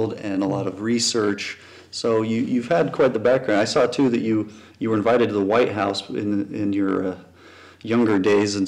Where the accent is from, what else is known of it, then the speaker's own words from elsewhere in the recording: New Mexico, United States; I grew up in New Mexico for the most part